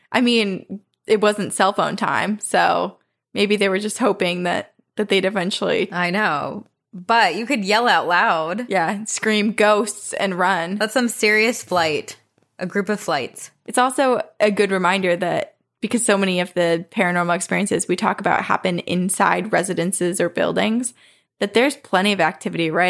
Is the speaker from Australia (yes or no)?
no; Texas, United States; he was in my home state of Texas, where his brother N lives.